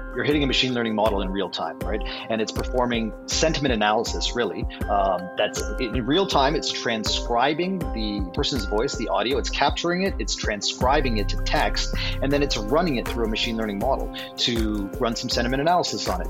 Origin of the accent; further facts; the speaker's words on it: Texas, United States; I'm from Texas